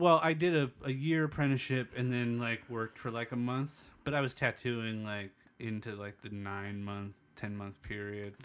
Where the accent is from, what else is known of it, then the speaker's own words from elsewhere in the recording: East County, California, United States; I grew up in the East County